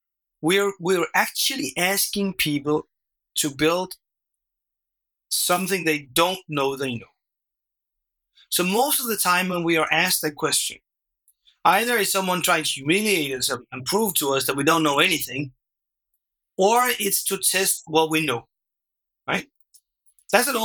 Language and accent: English; Denmark; first language Danish; English is a second language; my first language, which is Danish